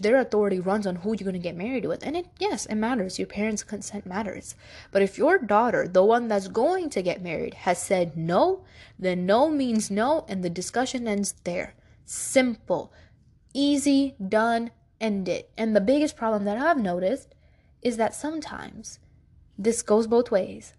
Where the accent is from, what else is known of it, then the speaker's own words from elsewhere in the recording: New York City, New York, United States; I was born in Brooklyn, New York, but my family is from Pakistan.